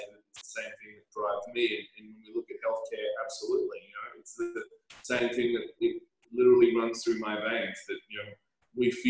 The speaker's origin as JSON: {"language": "English", "town": "Canberra", "region": "Australian Capital Territory", "country": "Australia", "tie": "born or raised there", "also_born_or_lived": "Scotland", "said": "I was born in Scotland, you know, raised in Canberra, and in Canberra, a relatively small town"}